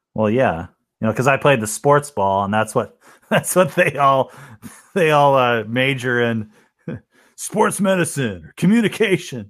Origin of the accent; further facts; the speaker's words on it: Minnesota, United States; I'm from Minnesota